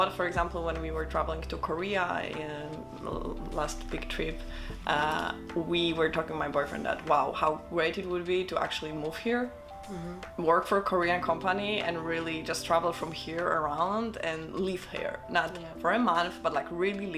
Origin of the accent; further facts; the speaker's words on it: Gdańsk, Pomeranian Voivodeship, Poland; now in Vienna, Austria; in Poland, in Gdańsk, that's my hometown. That's where the memories are, that's where I grew up